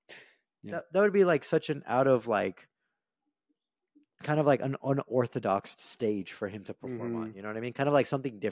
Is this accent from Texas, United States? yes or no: yes; El Paso, Texas, United States; my hometown, El Paso, there's like 90% population. Yeah. Granted, we're at the frontera, but like, I mean, it's basically completely Hispanic.